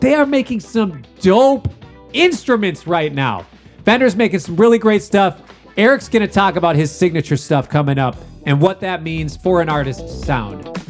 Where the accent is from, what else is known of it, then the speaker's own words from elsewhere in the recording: Minneapolis, Minnesota, United States; I'm from Minneapolis.